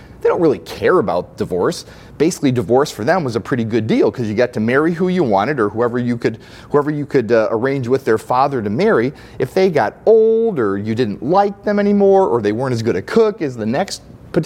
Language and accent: English; Belvidere, Illinois, United States; I grew up later in Belvidere, Illinois